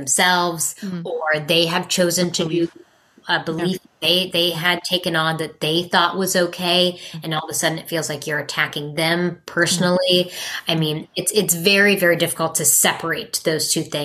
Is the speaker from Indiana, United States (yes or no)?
no; West Virginia, United States; I'm from West Virginia